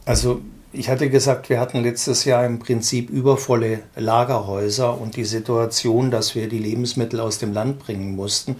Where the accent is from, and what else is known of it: Germany